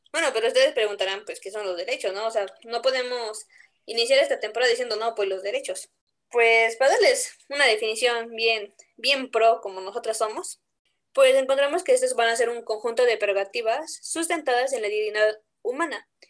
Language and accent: Spanish; Puebla, Mexico; la que sí realmente somos de Puebla